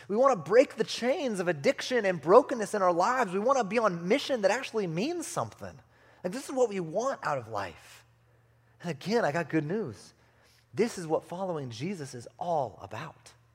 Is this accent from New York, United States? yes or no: no; California, United States; moved away; also born or lived in Arizona; I grew up in California